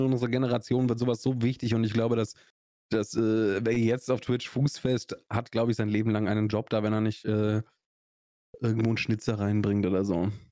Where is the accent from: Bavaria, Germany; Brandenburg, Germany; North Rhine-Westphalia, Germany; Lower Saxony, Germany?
Bavaria, Germany; Augsburg; accent: Swabian; Ich komme aus Schwaben, ich komme aus Augsburg